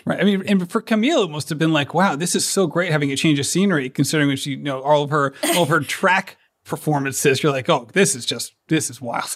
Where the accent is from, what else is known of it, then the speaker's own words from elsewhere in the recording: Rhode Island, United States; I'm from Rhode Island